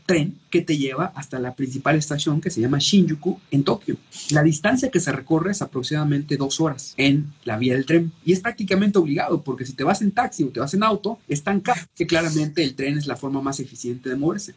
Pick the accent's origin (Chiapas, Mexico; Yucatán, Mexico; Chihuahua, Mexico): Yucatán, Mexico